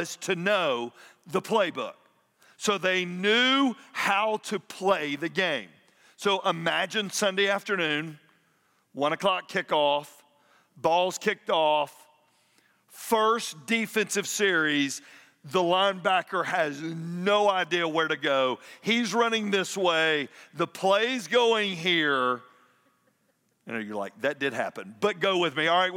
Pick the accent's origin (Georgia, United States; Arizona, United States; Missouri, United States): Georgia, United States; Atlanta; I grew up in Atlanta